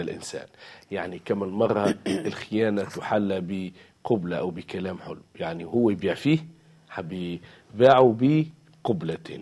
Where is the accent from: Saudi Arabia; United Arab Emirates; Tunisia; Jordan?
Tunisia; نحن كتونسيين وتوانسه